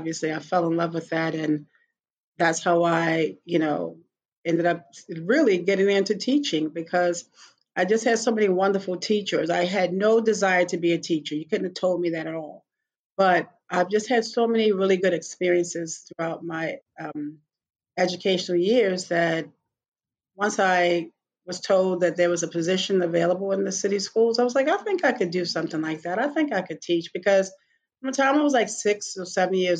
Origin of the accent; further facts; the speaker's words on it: Baltimore, Maryland, United States; also born or lived in New Orleans, Louisiana; I'm from Baltimore City, born and bred